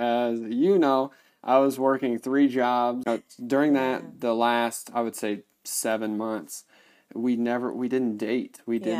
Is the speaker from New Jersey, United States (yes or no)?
no; Indiana, United States; As many of you know, my wife is from Congo, and I am not. I am from Indiana.